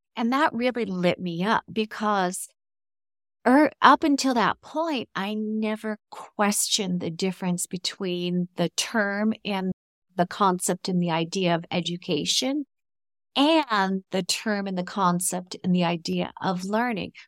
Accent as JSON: {"language": "English", "region": "California", "country": "United States", "moved": "as an adult", "lives_now": "Mexico", "said": "we're from California"}